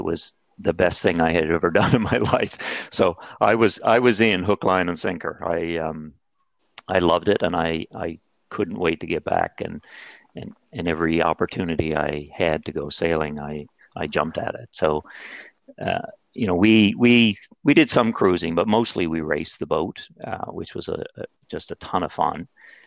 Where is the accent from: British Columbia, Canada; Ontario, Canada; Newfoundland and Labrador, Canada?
Newfoundland and Labrador, Canada; St. John's; moved away; I was born and raised in St. John's, Newfoundland